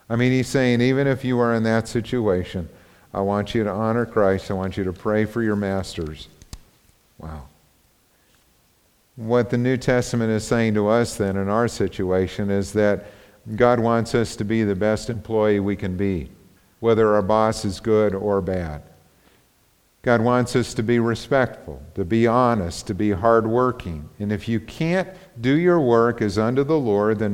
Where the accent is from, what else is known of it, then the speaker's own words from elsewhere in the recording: United States; we grew up in the United States